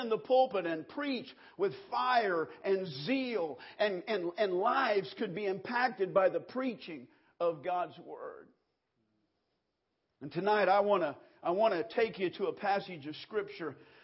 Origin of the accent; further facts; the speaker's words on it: Kansas, United States; growing up in Kansas, 110 in the shade, baling hay